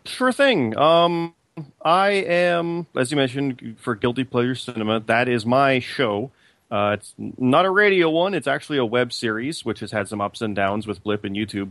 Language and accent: English; Canada; I'm also Canadian